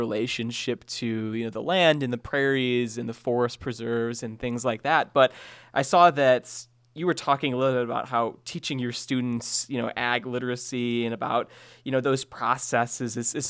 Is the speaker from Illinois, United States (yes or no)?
yes; Sandwich, Illinois, United States; I grew up in Sandwich, so I grew up in a very rural community, and my backyard was a cornfield